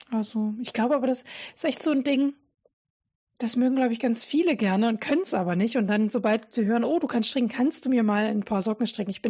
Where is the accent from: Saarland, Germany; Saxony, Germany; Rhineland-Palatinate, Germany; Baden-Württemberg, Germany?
Saxony, Germany; Dresden; ich komme ja ursprünglich äh, aus Dresden ähm, und meine Kindheit war noch so Ausläufer DDR geprägt